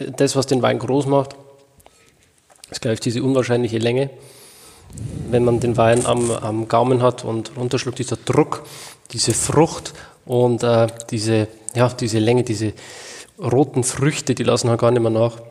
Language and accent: German; Germany; hier bei uns in Deutschland